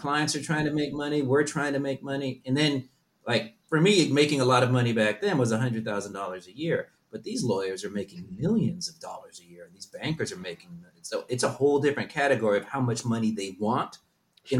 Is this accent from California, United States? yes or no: yes; Southern California, United States; also born or lived in Berlin, Germany / Netherlands / New York / Tokyo, Japan; I grew up in Southern California.